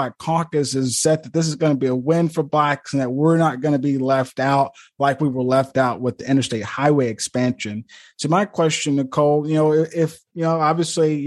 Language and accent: English; Eupora, Mississippi, United States; my hometown of Eupora, Mississippi